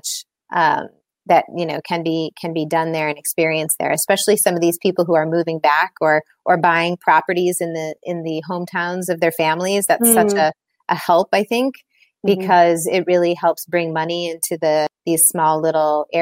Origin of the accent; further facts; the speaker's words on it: Illinois, United States; moved away as an adult; also born or lived in Milan, Italy; now in London, United Kingdom; I grew up in Illinois